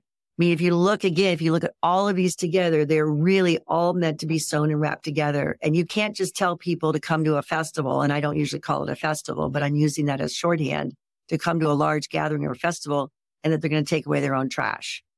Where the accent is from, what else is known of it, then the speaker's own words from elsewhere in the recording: Ohio, United States; I was raised in Ohio